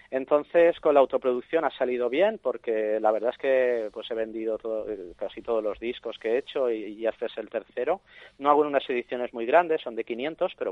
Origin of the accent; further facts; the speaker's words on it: Cuba; Pues mira, soy cubano